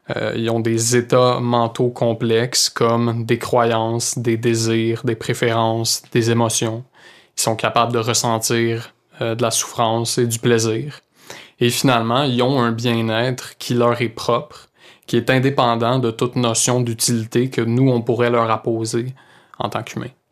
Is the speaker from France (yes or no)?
no; Saint-Hyacinthe, Quebec, Canada; also born or lived in Sherbrooke; je viens de Saint-Hyacinthe